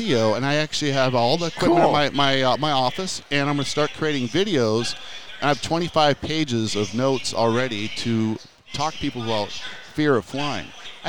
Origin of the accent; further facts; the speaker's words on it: United States; you're an American